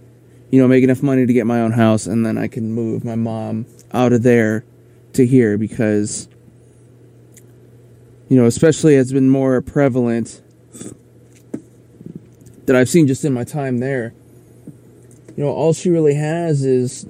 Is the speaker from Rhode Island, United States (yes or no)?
no; Aberdeen, South Dakota, United States; moved away as an adult; also born or lived in Pennsylvania / Central America; my hometown's in South Dakota. That's where I was, not born, but raised. I was actually born in a town in Pennsylvania